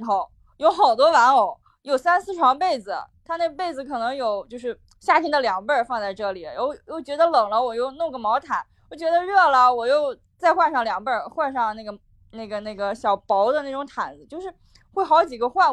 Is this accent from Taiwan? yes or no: no; Shandong, China; also born or lived in Northeast China; 我是山东人